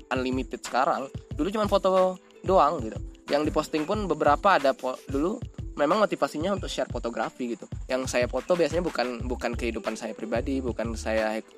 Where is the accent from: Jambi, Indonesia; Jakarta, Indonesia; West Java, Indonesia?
Jambi, Indonesia; saya misalkan di, saya orang Jambi ya saya nggak berteman dengan orang Jambi kebanyakan